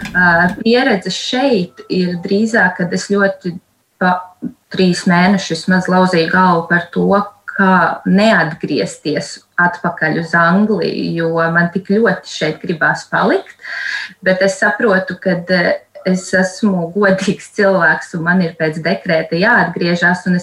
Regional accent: Latvia; moved away as an adult; now in England, United Kingdom; Mēs vispār esam latvieši

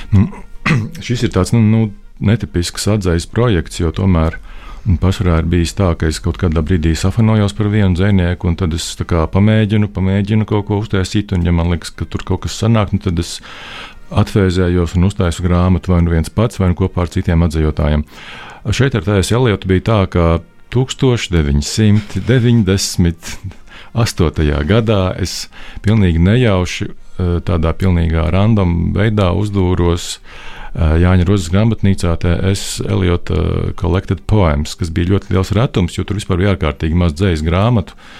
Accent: Jelgava, Zemgale, Latvia; es no Jēlgavas, no Pārlielupas

